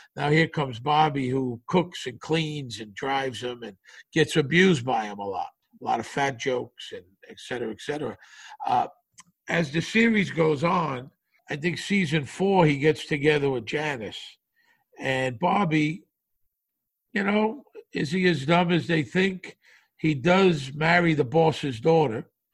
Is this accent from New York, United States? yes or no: yes; New York City, New York, United States; moved away as an adult; also born or lived in Las Vegas / Los Angeles; I grew up in Brooklyn, but I left in like 1979